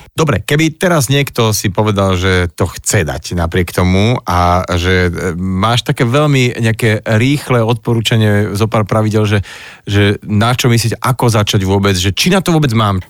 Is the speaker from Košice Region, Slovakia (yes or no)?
no; Tlmače, Nitra Region, Slovakia; Ja si pamätám ako tlmačan, že Hron bola jedna živá, dravá, krásna rieka